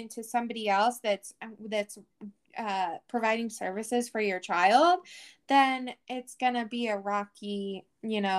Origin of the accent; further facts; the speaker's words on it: Washington, United States; You know, I'm from Washington, you know, you're in California.